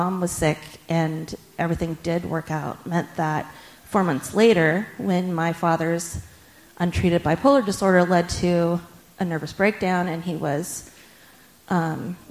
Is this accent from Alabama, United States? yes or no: no; just outside Sacramento, California, United States; where we lived, just outside Sacramento, California